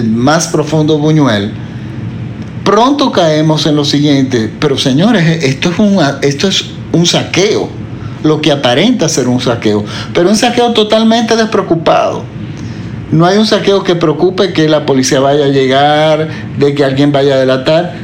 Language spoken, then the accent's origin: Spanish; Dominican Republic; en mi país, por ejemplo, que en la República Dominicana